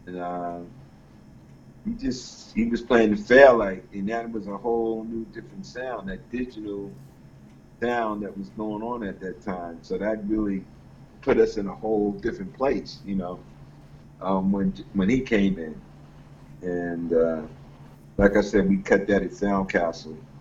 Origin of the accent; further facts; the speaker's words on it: Atlantic coast, East Coast, United States; we're from the Atlantic coast